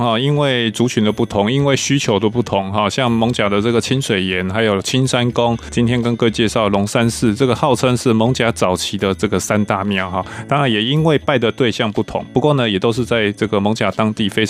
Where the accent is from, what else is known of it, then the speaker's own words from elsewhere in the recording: Taiwan; 其实维珍，你知道吗？这好像我们台湾人去看罗密欧与朱丽叶一样，就是外国的月亮比较圆嘛。